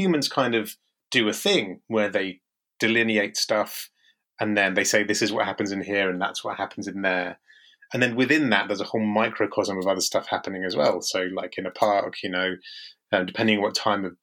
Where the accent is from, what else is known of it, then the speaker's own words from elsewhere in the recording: Marlow, South East England, United Kingdom; moved away; also born or lived in Kent / Shropshire; growing up in Buckinghamshire